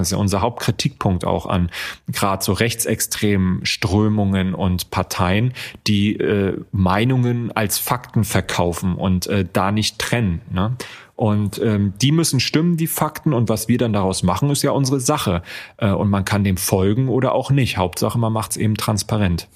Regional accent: East Germany, Germany; now in Frankfurt, Germany; Ich bin ja aufgewachsen in Ostdeutschland

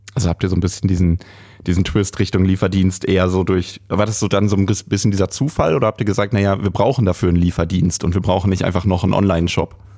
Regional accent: Lippstadt, North Rhine-Westphalia, Germany; moved away; ich bin äh, gebürtiger Lippstädter

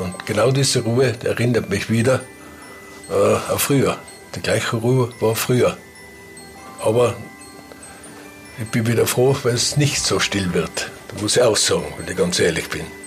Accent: Ginzling, Tyrol, Austria; meine Heimat, wo ich aufgewachsen bin, in Ginzing drin, in dem Rostock, sehr abgeschieden

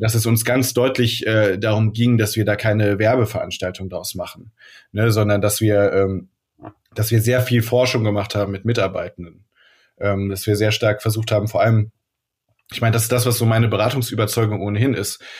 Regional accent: Rhineland, Germany; now in Hamburg, Germany; ich komme aus dem Rheinland

